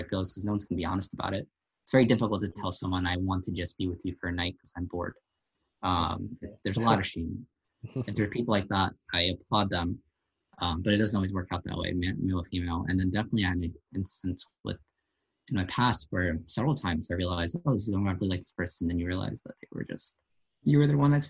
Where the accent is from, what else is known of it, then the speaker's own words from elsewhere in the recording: New Jersey, United States; I'm Bangladeshi origin from Jersey